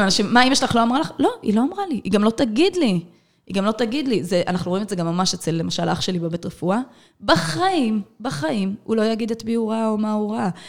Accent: Ashdod, Southern District, Israel; born or raised there

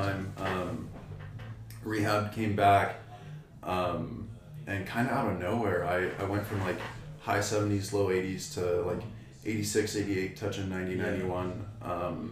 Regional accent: King City, California, United States; also born or lived in Salinas, California; So I grew up in California. I lived in King City for most of my life and then moved up to go to Palma High School in Salinas.

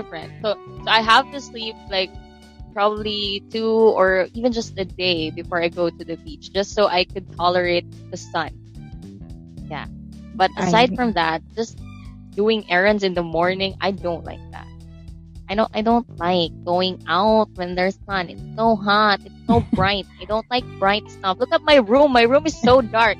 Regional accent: Philippines; I'm I'm Filipino

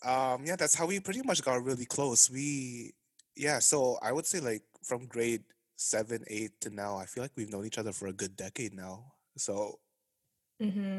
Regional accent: Toronto, Ontario, Canada; I am Filipino Canadian. I was also born in Toronto

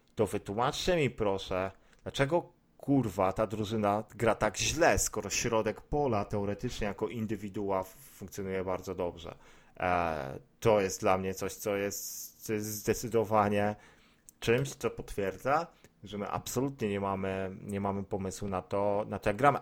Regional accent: Poznań, Greater Poland, Poland; jestem z Poznania

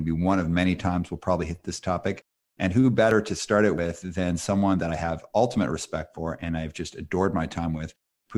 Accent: Calgary, Alberta, Canada; also born or lived in Montreal; I was born in Montreal and I lived there till I was 5. And then when I moved to Calgary

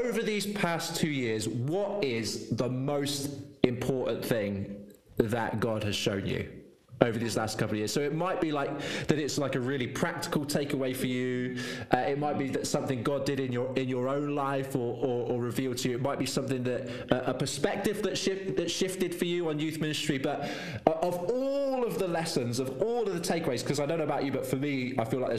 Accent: Devon, South West England, United Kingdom; I'm from Devon, and authentically, as a Devonshire man

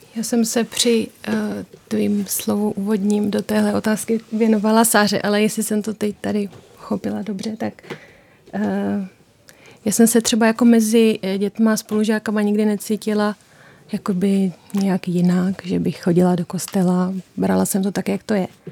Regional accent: Prace, South Moravian Region, Czechia; moved away as an adult; now in Pozořice, Czech Republic; Já pocházím z Prace

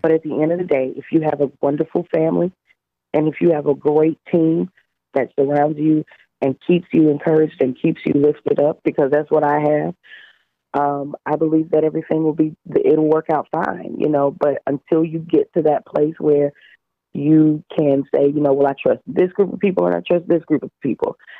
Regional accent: Louisiana, United States; I am from Louisiana

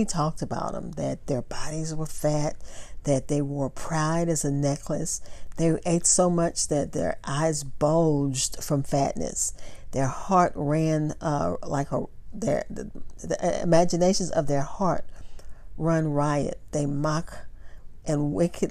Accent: Texas, United States; I'm from Texas

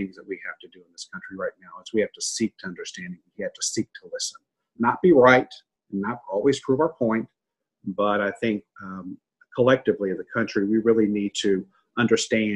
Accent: a small town in Kentucky, United States; I'm a little boy from a small town in Kentucky, about 900 people.

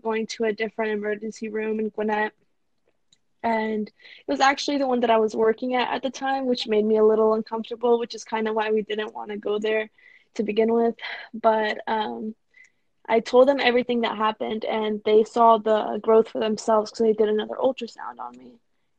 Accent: Sarajevo, Bosnia & Herzegovina; now in Atlanta, United States; I'm originally from Sarajevo

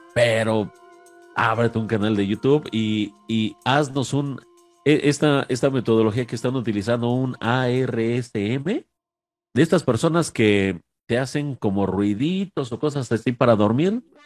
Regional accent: Mexico; aquí a mi tierra mexicana

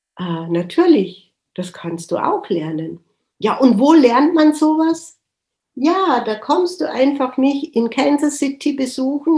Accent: Germany; ich ja als Deutsche

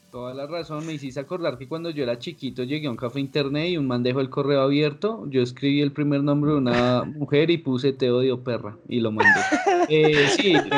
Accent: Bogotá, Colombia; yo nací en Bogotá, todos mis hermanos, todos nacimos a, aquí

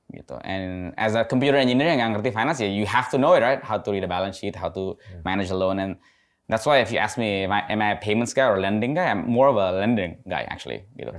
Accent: Indonesia; also born or lived in United States; saya besar di dekat Cibubur.

